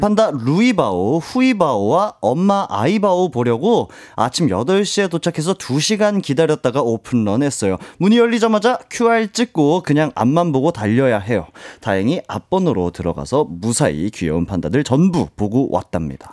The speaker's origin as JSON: {"language": "Korean", "region": "Jeju", "country": "South Korea", "moved": "yes", "said": "제가 제주도에서 왔거든요"}